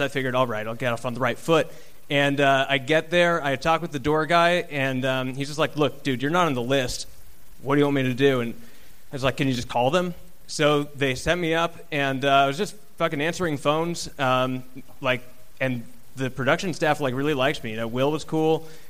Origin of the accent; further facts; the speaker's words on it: Seattle, Washington, United States; I grew up in Seattle.